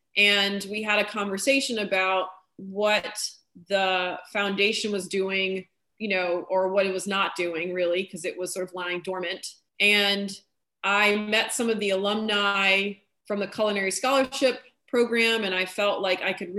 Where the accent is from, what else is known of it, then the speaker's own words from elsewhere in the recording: New Orleans, Louisiana, United States; moved away as an adult; also born or lived in New York / London; I'm from New Orleans